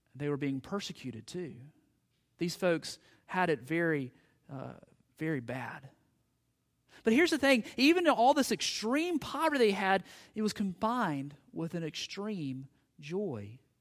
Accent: United States; us as American Christians

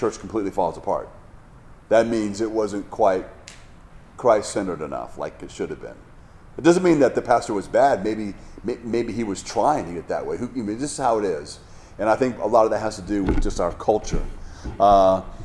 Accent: Hawaii, United States; moved away; I grew up in Hawaii

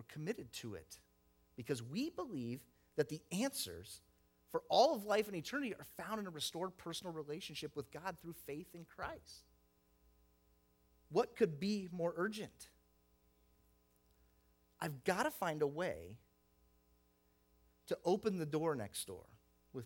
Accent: the South, United States; moved away; I grew up in the South.

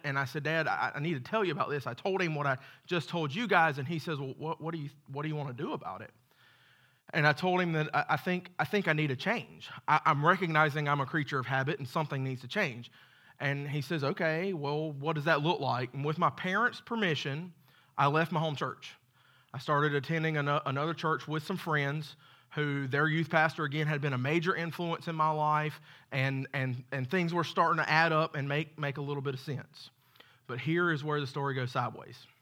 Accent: Macon, Georgia, United States; I was born in Macon, Georgia, to a great set of parents

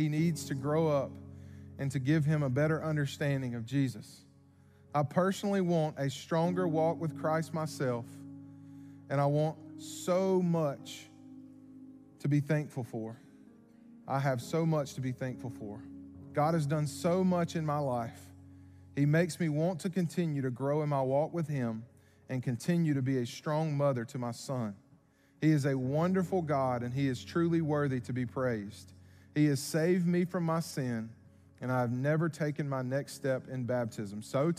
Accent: Savannah, Georgia, United States; I'm from Savannah, Georgia.

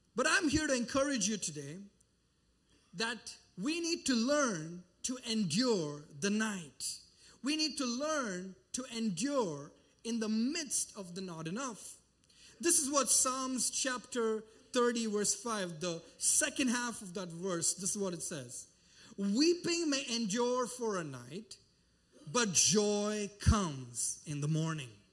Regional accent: India; moved away; I traveled back to my home country and I've been doing mission work

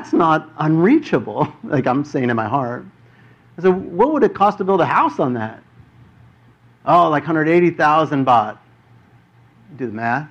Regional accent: United States; I'm from America

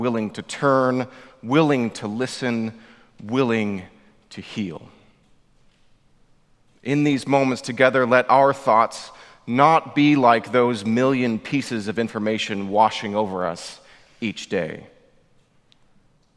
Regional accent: Orange County, California, United States; moved away as an adult; also born or lived in Massachusetts / Oxford, England; I grew up in Orange County

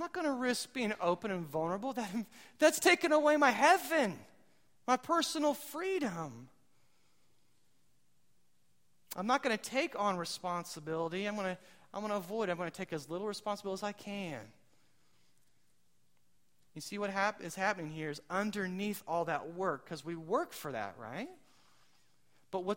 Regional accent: United States; I'm American

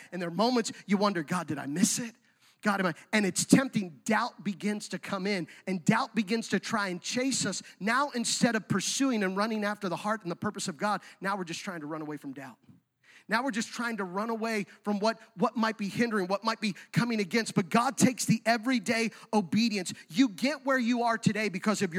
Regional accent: Central Pennsylvania, United States; moved away; I'm from Central PA

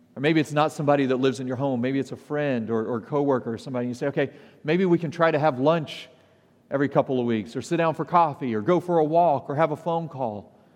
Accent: the South, United States; I'm a Southerner by background

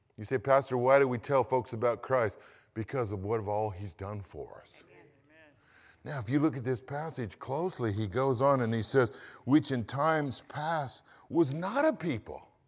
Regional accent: United States; I'm an American

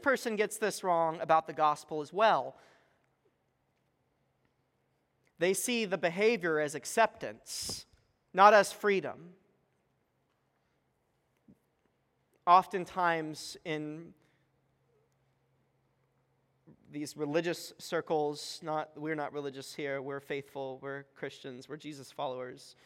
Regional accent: Texas, United States; moved away; I'm from Texas, we're planting a church

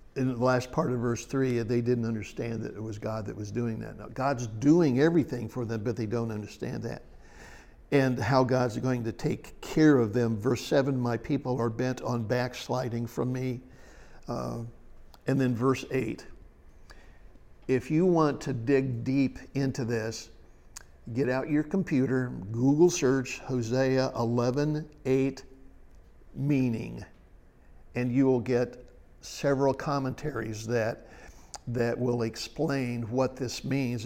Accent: Ohio, United States; I was raised in Ohio over by Indiana

